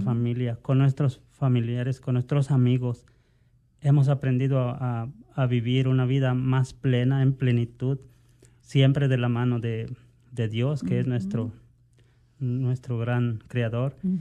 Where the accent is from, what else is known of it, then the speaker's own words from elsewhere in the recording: Mexico; moved away; yo provengo de México